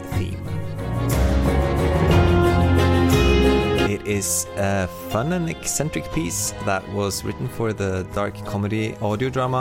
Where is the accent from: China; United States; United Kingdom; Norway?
Norway; Oslo; I'm a composer from Oslo, Norway.